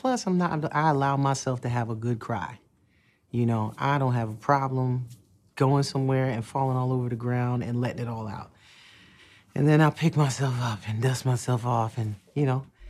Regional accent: Newark, New Jersey, United States; also born or lived in Irvington, New Jersey / East Orange, New Jersey; I grew up in Newark, New Jersey, in Irvington and the East Orange

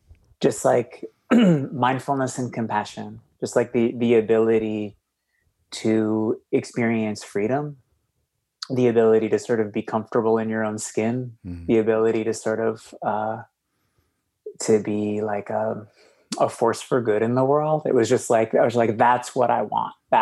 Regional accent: Boston, Massachusetts, United States; I grew up in Boston in like a single mom, struggled with alcoholism

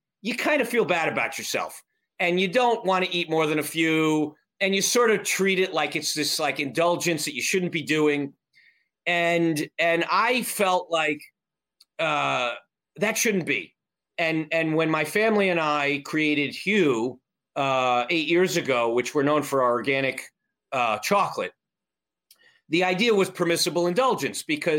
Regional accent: Avon, Connecticut, United States; I grew up in a very small town northwest of Hartford, Connecticut, called Avon

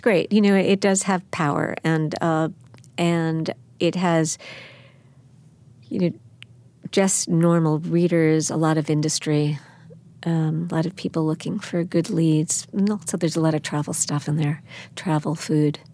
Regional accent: Baldwin, New York, United States; also born or lived in Brooklyn / Manhattan; I was born in Brooklyn, raised in Baldwin, Long Island, my aunt and uncle had a place at sixty-six Bowery, and we were always in the city

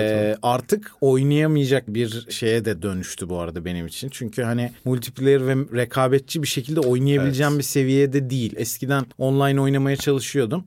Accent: Isparta, Turkey; Ben Ispartalıyım

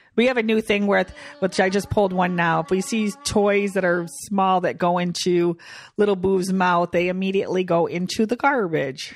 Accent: Michigan, United States; we're from Michigan

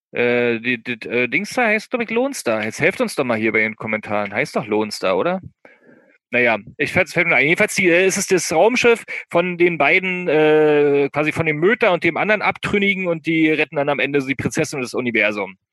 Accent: eastern Brandenburg, Germany; moved away; aus meiner Heimat, aus dem Brandenburger Osten

